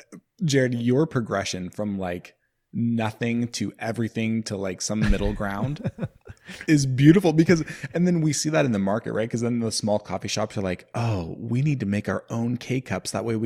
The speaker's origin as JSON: {"language": "English", "region": "California", "country": "United States", "said": "I'm a 4th-generation California farmer, farming walnuts on fertile Concow land along the edge of the Feather River. I'm a husband and father to 2 awesome kids. I identify as a white male, and I'm loving my 30s."}